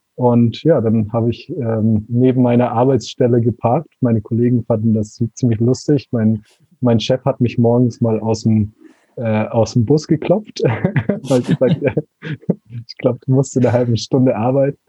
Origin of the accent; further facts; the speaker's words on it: Konstanz, Baden-Württemberg, Germany; moved away as an adult; now in Portugal; Ich bin aus ja, Deutschland, ich komme aus Konstanz, ähm, am schönen Bodensee